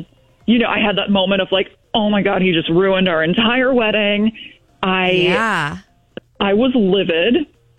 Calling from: Fulton, United States; from Fulton.

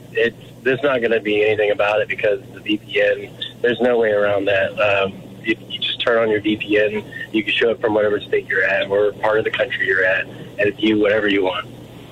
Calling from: Columbia, Missouri, United States

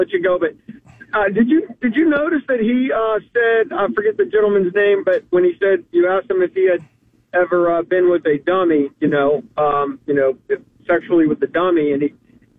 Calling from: Florida, United States; Brevard County.

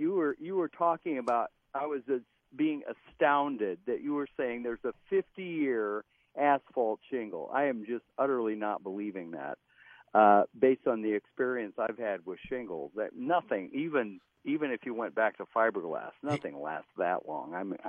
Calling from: Spring Lake Park, Minnesota, United States; I'm in Spring Lake Park.

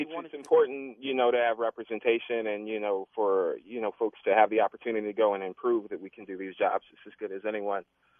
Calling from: Brooklyn, New York, United States; Well, I'm calling from the New York area. I'm actually at the Jersey Shore for a wedding of my friend.

